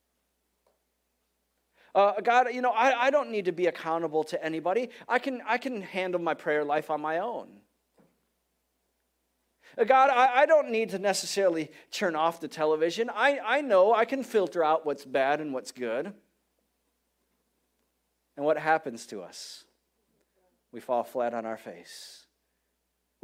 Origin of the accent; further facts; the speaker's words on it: Detroit, Michigan, United States; moved away; I'm from Detroit. I grew up in Detroit